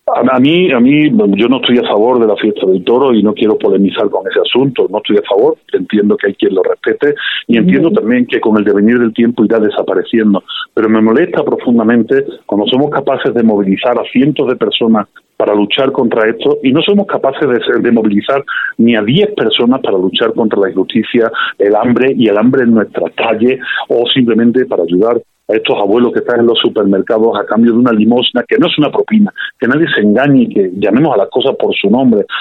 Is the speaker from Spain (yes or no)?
yes; Spain; accent: Spanish; now in Mexico; a pesar de mi acento español